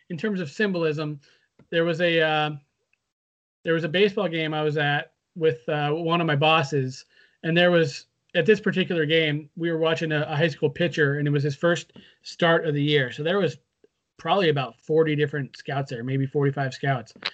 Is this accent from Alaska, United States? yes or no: no; Redmond, Washington, United States; It, growing up in Redmond, we had this guy who I don't know if you ever saw him or if we ever talked about him, but there was a guy who would wander around downtown